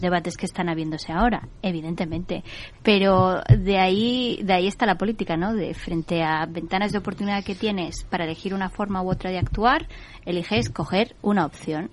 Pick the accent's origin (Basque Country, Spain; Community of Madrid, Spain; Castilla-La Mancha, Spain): Community of Madrid, Spain; yo porque he nacido en la Comunidad de Madrid, soy madrileña